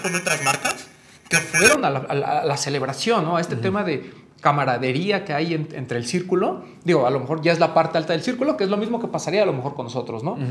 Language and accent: Spanish; Mexico